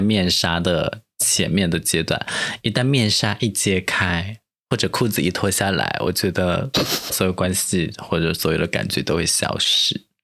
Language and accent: Chinese; Chengdu, Sichuan, China; moved away; 我们是，都是来自成都的